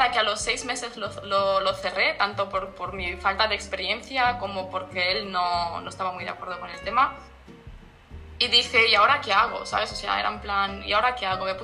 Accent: Romania; born there; Nací en Rumanía, sí.

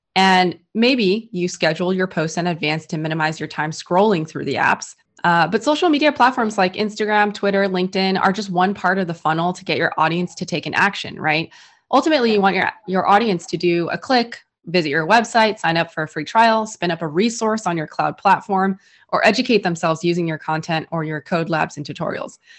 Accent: San Francisco, California, United States; I was born and raised in San Francisco

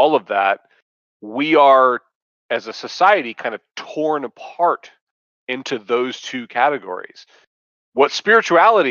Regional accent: Dallas, Texas, United States; Texas, I was born in Dallas

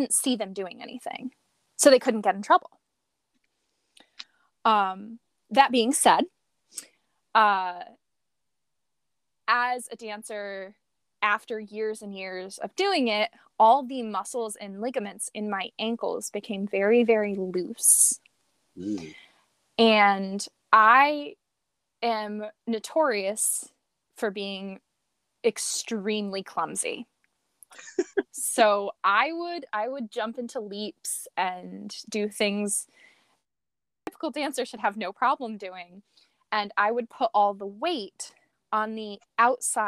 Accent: New England, United States; born or raised there

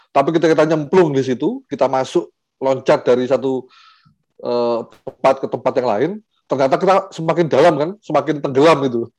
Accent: Batu, East Java, Indonesia; diajak untuk balik lagi ke Kota Batu, jadi saya aslinya Kota Batu di Jawa Timur

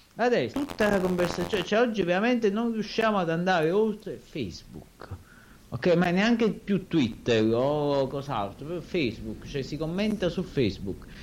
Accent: Anacapri, Campania, Italy; io è vero che sono di Capri

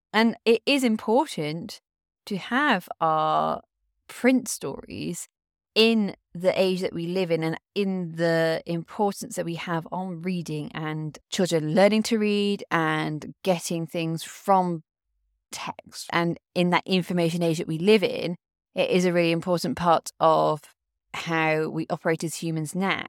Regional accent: United Kingdom; I come from the British culture.

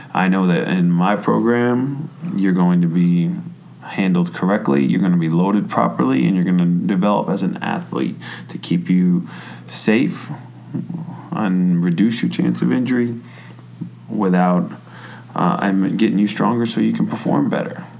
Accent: New York, United States; also born or lived in North Carolina; now in Michigan, United States; I grew up in New York

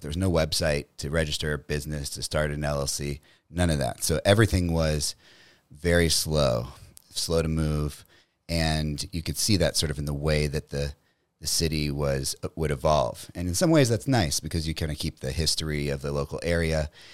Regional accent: Metairie, Louisiana, United States; also born or lived in New Orleans; originally I'm from New Orleans, Louisiana, a little suburb called Metairie outside of New Orleans

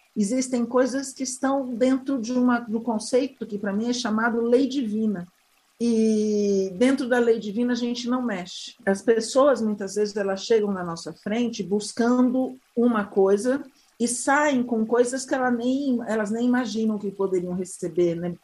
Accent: Pantanal of Mato Grosso, Brazil; nasci há 56 anos é, no Pantanal Mato Grossense, no extremo oeste do Pantanal

